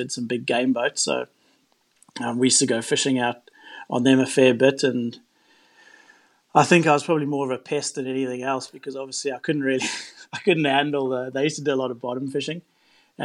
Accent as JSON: {"language": "English", "town": "Durban", "region": "KwaZulu-Natal", "country": "South Africa", "tie": "born or raised there", "moved": "yes", "lives_now": "Mackay, Australia", "said": "I was born in Durban, which is on the east coast of South Africa"}